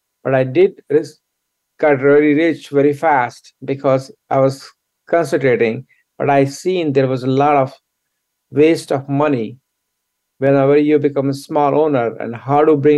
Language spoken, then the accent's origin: English; New Delhi, Delhi, India; now in United States; I grew up in India, I was born in New Delhi, and I went to school there. And when I was very young, I came to United States